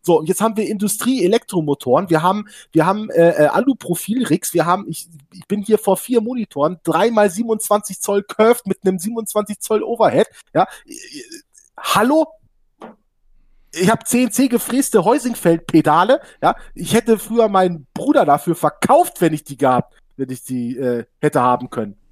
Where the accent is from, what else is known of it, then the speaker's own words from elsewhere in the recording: Hanover, Lower Saxony, Germany; ich komme aus dem Raum Hannover